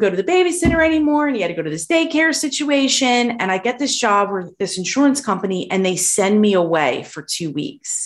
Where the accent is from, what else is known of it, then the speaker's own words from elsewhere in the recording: Philadelphia, Pennsylvania, United States; the community that I grew up in Philadelphia